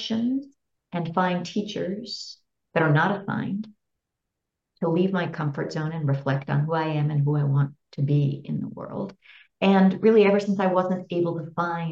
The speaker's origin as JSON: {"language": "English", "area": "Bay Area", "region": "California", "country": "United States", "tie": "born or raised there", "said": "I grew up in the Bay Area in California"}